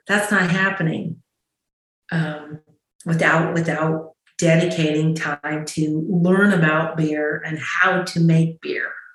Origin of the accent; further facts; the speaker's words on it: Chico, California, United States; I grew up just outside of Chico